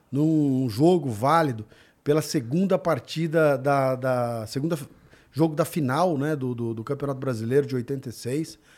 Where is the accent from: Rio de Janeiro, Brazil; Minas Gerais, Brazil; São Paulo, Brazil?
São Paulo, Brazil; also born or lived in Mato Grosso; eu nasci em São Paulo, fui morar no Mato Grosso.